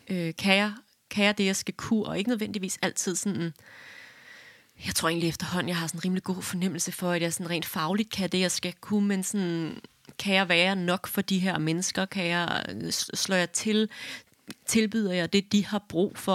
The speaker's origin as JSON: {"language": "Danish", "town": "Hillerød", "region": "Capital Region of Denmark", "country": "Denmark", "said": "jeg er fra Hillerød"}